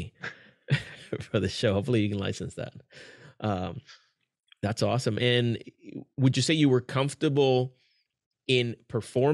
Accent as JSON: {"language": "English", "country": "Puerto Rico", "tie": "born or raised there", "moved": "yes", "lives_now": "Kissimmee, United States", "said": "I was born and raised in Puerto Rico, and then I live in Kissimmee, Florida."}